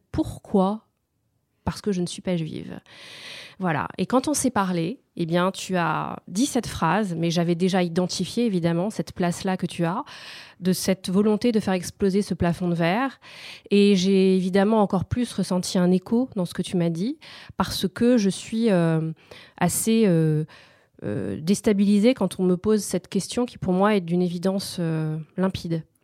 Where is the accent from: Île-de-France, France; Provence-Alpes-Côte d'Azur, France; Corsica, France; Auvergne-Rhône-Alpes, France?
Corsica, France; Parce que je suis corse et que je porte cet héritage et noblesse d'âme et de cœur dont il me faut être à la hauteur.